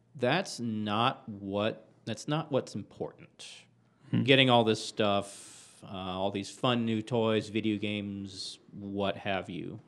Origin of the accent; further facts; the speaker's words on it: Texas, United States; growing up in Texas